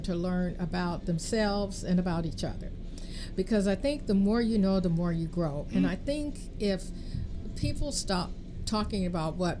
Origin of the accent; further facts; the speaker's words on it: Richmond, California, United States; I grew up here. I grew up in Richmond